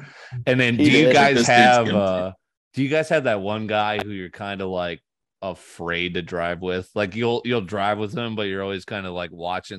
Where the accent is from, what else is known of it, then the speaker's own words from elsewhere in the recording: Northeast, United States; moved away; I grew up in the Northeast right before I started driving